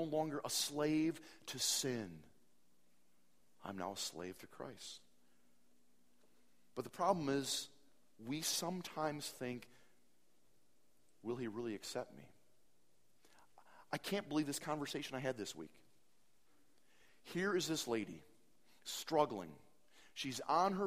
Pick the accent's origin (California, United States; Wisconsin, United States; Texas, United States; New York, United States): Wisconsin, United States; Appleton; Appleton, my hometown